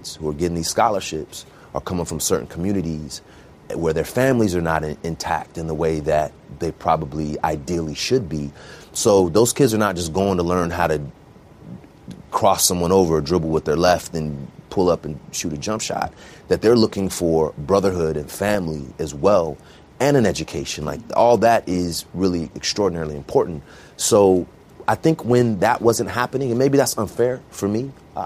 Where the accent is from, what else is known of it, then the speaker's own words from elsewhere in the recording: Bay Area, California, United States; I grew up in the Bay Area, so really diverse.